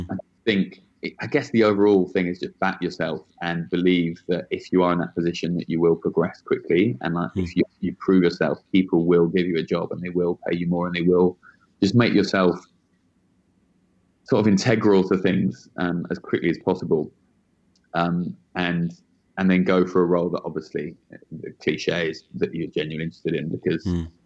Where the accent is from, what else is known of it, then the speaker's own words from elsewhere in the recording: United Kingdom; now in New York, United States; Actually, British.